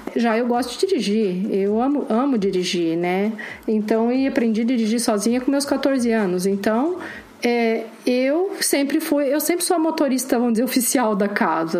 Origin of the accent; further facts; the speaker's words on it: Curitiba, Paraná, Brazil; eu sou de Curitiba mesmo, mas Curitiba é uma cidade bem provinciana